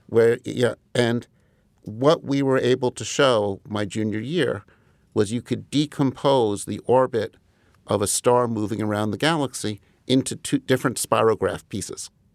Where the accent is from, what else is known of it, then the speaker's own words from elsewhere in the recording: Huntington, New York, United States; also born or lived in Rochester, New York; I grew up in Comac initially, which is one part of Huntington